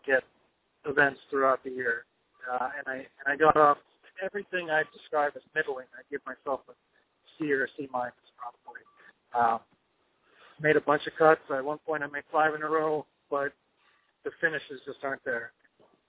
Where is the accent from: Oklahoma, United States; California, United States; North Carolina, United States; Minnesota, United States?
North Carolina, United States; Raleigh; Raleigh, my hometown